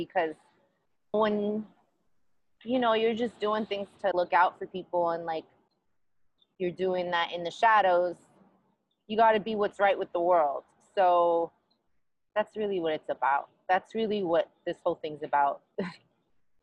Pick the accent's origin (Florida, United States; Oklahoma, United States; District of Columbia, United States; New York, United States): New York, United States; New York City; moved away as an adult; now in Los Angeles, United States; I grew up in Queens, and I grew up wearing door knockers and bamboos and gold chains.